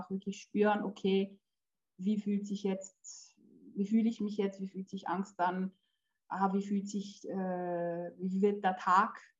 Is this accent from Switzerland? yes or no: yes; Switzerland; born there; also born or lived in Poland; also ich bin in der Schweiz geboren und die ersten drei Jahre meines Lebens waren eigentlich schön.